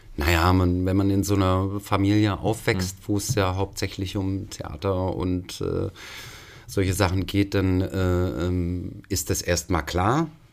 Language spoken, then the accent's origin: German; Swabia, Germany; mein Vater äh, äh, ist auch gebürtiger Schwabe